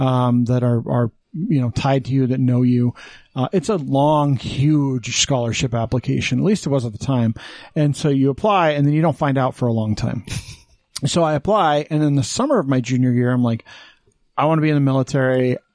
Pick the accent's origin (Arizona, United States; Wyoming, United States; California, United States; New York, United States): Wyoming, United States; Green River; moved away; Green River, Wyoming.